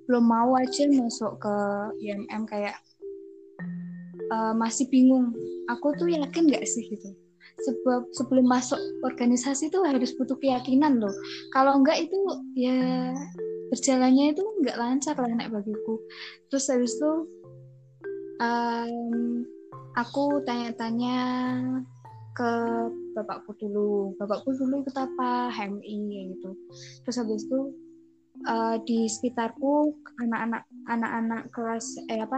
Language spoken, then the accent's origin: Indonesian; Boyolali, Central Java, Indonesia; Terus habis itu Aku asli Boyolali.